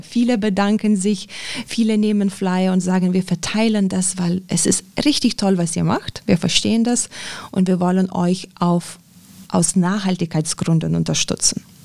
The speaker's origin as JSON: {"language": "German", "country": "Lithuania", "tie": "born or raised there", "second_language": "German", "moved": "yes", "lives_now": "Germany", "said": "ich komme ursprünglich aus Litauen"}